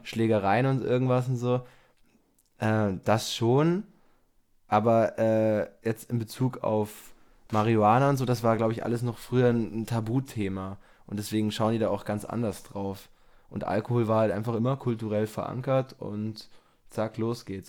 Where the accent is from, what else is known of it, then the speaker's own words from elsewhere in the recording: Germering, Bavaria, Germany; in Germering, wo ich aufgewachsen bin